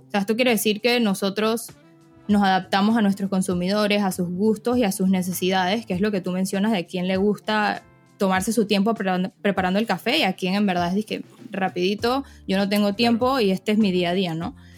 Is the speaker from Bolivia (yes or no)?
no; Panama; also born or lived in Florida; soy panameña, tengo 24 años, yo estudié finanzas e información de sistemas en Florida